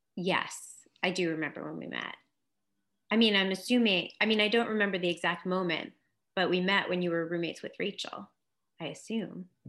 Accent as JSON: {"language": "English", "town": "New York City", "region": "New York", "country": "United States", "tie": "born or raised there", "also_born_or_lived": "California / Los Angeles", "moved": "as an adult", "said": "I grew up in Manhattan on the Upper West Side."}